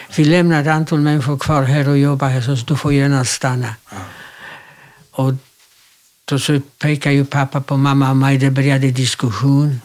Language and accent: Swedish; Łódź, Łódź Voivodeship, Poland; also born or lived in Kielce, Poland; now in Sweden; Jag är född i Polen, i en stad som heter Łódź, Lodz på svenska.